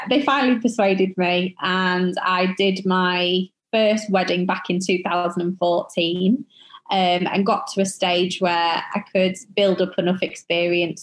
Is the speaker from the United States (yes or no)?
no; York, Yorkshire and the Humber, United Kingdom; my hometown of York